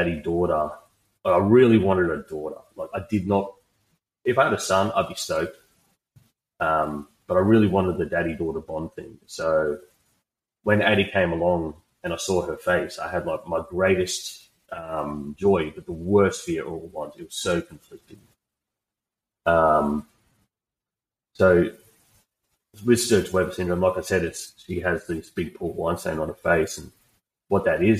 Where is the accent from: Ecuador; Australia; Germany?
Australia; I'm just an Aussie bloke